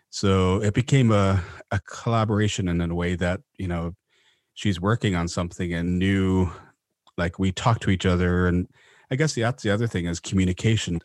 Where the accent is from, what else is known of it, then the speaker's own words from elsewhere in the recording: Vancouver, British Columbia, Canada; also born or lived in Mount Currie; they finally settled in Vancouver when I was about four years old, so I grew up in East Van on, up in Mount Pleasant near Main Street